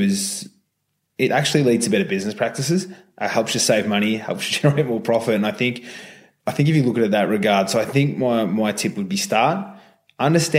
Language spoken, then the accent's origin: English; Australia; also born or lived in North America; Being Australian